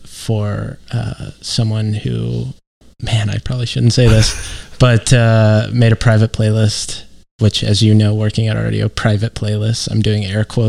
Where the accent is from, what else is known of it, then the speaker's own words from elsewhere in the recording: Missouri, United States; I grew up in the Midwest